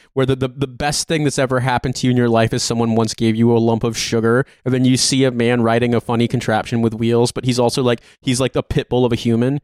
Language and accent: English; Indiana, United States; I'm from Indiana.